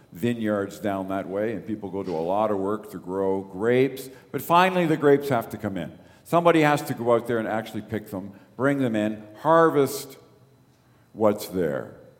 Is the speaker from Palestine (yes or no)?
no; Toronto, Ontario, Canada; I remember I grew up in the East End of Toronto. Danforth Gospel Temple was my church.